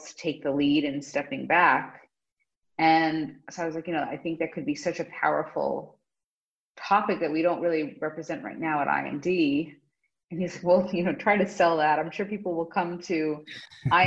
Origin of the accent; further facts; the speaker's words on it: United States; as an American